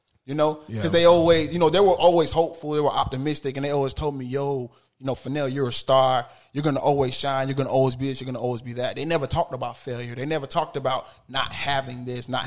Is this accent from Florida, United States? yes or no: yes; Miami, Florida, United States; now in Orlando, United States; I'm from Miami, bro. I'm from Miami, bro. Like, the neighborhood that I'm from was not a good neighborhood